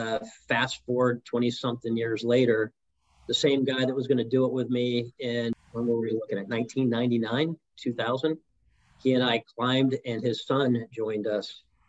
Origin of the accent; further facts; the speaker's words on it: New York City, New York, United States; born there; now in Pittsburgh, United States; Well, I was born in New York City, but Pittsburgh is the 23rd place I've lived.